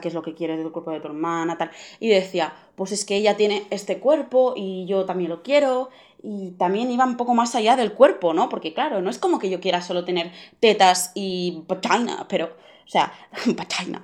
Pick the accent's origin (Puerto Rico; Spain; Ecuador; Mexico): Spain; Barcelona, Catalonia; tengo 16 años, soy de Barcelona